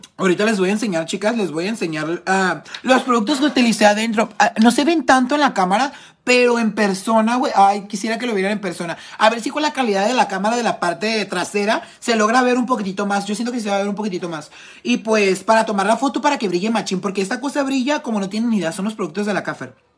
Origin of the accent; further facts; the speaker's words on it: Tijuana, Baja California, Mexico; Estoy de aquí, Tijuana